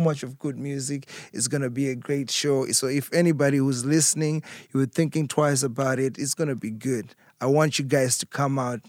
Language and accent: English; Harare, Zimbabwe; moved away as an adult; growing up in Zimbabwe, being raised in Zimbabwe, and then coming overseas